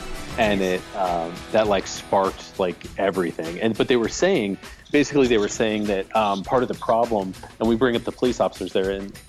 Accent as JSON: {"language": "English", "region": "Illinois", "country": "United States", "tie": "born or raised there", "said": "I grew up in Illinois."}